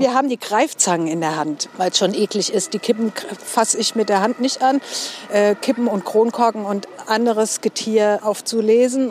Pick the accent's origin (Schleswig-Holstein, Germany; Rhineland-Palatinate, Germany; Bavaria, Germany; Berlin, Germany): Rhineland-Palatinate, Germany; Mainz; accent: Mainzerisch; ich bin auch echt ein Mainzer Mädchen